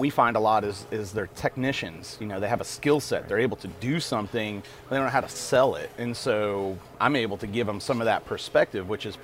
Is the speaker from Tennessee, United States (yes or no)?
yes; Nashville, Tennessee, United States; now in Acadiana, Louisiana, United States; I'm from Nashville, Tennessee originally.